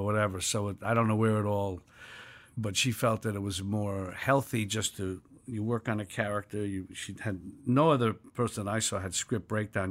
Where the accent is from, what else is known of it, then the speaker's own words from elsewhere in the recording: New York City, New York, United States; I was born in New York City in nineteen forty-three in a village